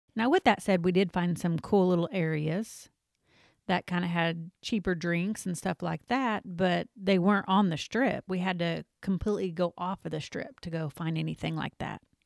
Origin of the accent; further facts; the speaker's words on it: the South, United States; we're from the South